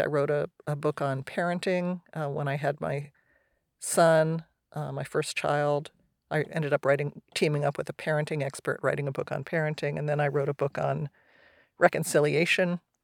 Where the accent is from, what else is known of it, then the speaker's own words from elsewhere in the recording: New Jersey, United States; now in California, United States; I grew up in New Jersey. I ended up in California.